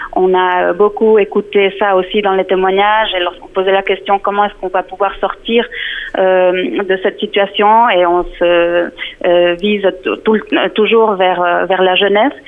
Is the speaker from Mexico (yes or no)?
yes; Mexico; now in Switzerland; je suis originaire euh, du Mexique